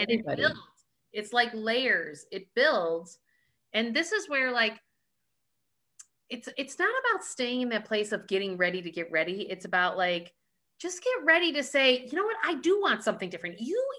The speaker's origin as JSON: {"language": "English", "country": "Ireland", "said": "We're Irish, though."}